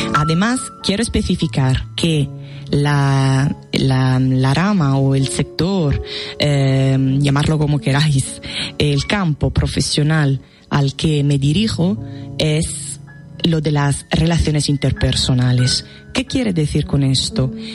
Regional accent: Italy; Spanish is a second language; now in Spain; soy extranjera. bueno, sí, soy italiana, soy italiana

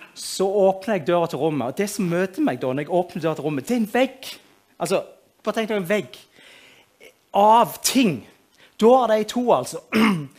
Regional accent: Moi, Rogaland, Norway; Jeg kommer fra Moi

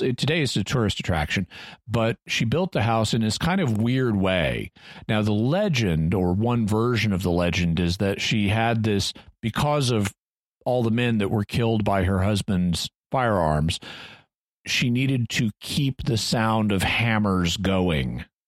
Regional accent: Branson, Missouri, United States; I grew up near Branson, Missouri

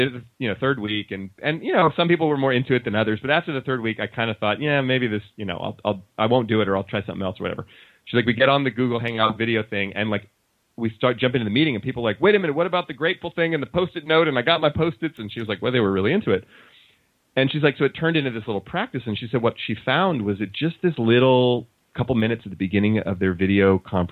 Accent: Oakland, California, United States; I grew up in Oakland and we didn't have a lot of money. Oakland, California, in the Bay Area

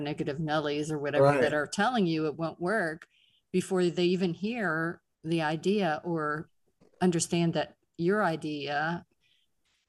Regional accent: Pittsburgh, Pennsylvania, United States; accent: Pittsburgh; Our Pittsburgh and New York accents

